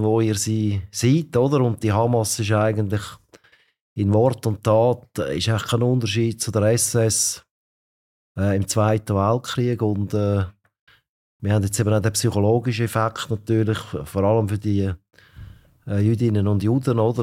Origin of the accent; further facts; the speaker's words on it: Switzerland; als Schweizer